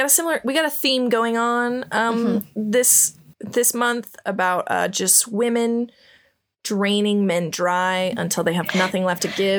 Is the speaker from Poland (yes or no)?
no; Midwest, United States; I'm from the Midwest